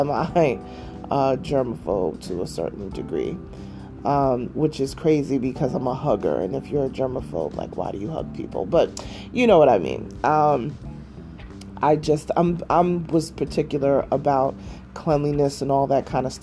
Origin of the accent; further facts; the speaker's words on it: New York, United States; moved away; my hometown in New York